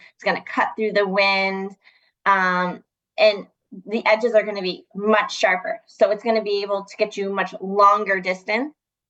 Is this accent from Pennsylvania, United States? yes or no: yes; Reading, Pennsylvania, United States; I'm from Reading, Pennsylvania.